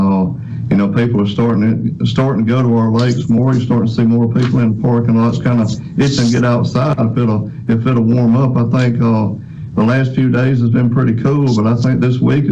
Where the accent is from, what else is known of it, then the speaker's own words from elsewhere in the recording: Amite County, Mississippi, United States; a child growing up on a small farm in Amick County. So we grew up on the Homachita River